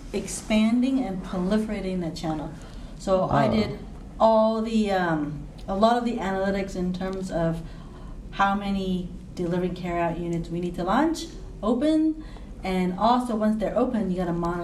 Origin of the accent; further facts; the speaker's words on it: Hong Kong; Okay, so this is terrible, but growing up in Hong Kong